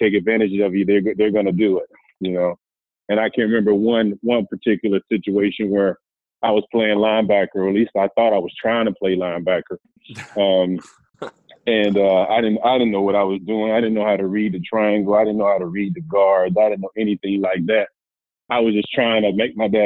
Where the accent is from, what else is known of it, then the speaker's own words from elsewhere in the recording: Miami, Florida, United States; I'm from Miami, Florida